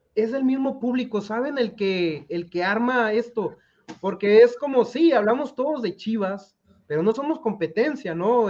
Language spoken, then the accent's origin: Spanish; Culiacán, Sinaloa, Mexico; soy culichi, soy sinaloense.